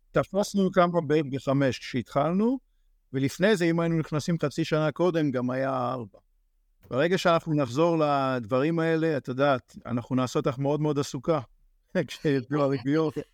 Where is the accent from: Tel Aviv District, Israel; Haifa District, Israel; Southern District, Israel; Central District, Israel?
Central District, Israel; Kfar Saba; moved away as an adult; now in Frisco, United States; כפר סבא.